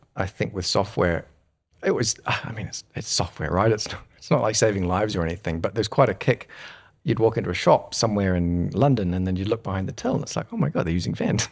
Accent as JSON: {"language": "English", "country": "New Zealand", "tie": "born or raised there", "also_born_or_lived": "United Kingdom", "moved": "as an adult", "said": "when I grew up in New Zealand"}